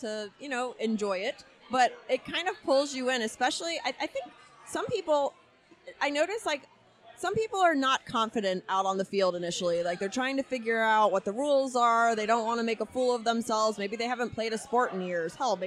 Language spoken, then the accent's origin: English; Miami, Florida, United States; I grew up in Miami